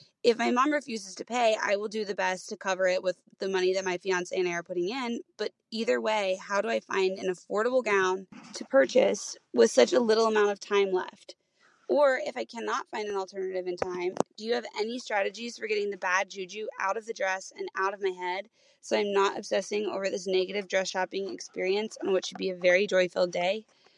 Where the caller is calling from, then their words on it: Cincinnati, Ohio, United States; I am calling from Cincinnati, Ohio.